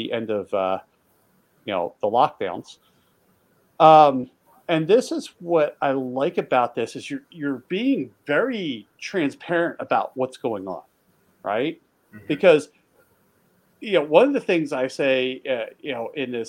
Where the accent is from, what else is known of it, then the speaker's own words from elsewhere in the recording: East Coast, United States; I grew up on the East Coast